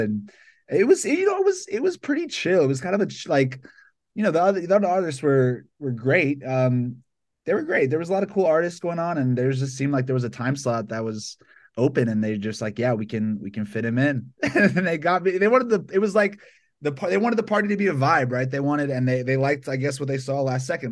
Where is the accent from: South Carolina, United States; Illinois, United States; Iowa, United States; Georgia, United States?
Georgia, United States; Atlanta; born or raised there; moved away as an adult; now in Los Angeles, United States